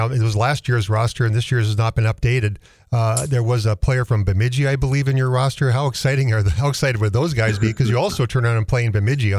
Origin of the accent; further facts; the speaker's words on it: Manitoba, Canada; I'm from Manitoba, so I'm very aware of that.